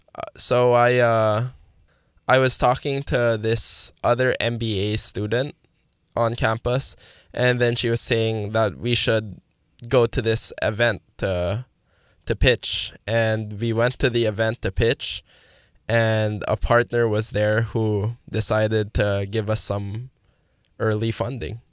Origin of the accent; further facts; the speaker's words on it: Manila, Metro Manila, Philippines; moved away; I'm from the, the Philippines, specifically in Manila. Came from an all dudes high school